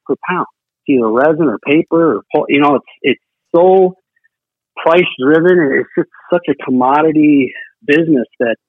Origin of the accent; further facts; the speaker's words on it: Washington, District of Columbia, United States; moved away as an adult; now in Minnesota, United States; I'm from Washington, D.C. originally, and then I came to Minnesota and went to college